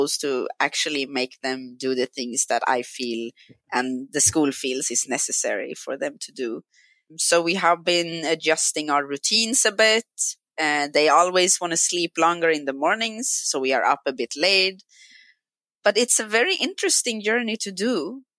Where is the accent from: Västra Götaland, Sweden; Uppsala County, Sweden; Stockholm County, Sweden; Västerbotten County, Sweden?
Stockholm County, Sweden; Stockholm; English is a second language; also born or lived in Brazil; I grew up in Stockholm.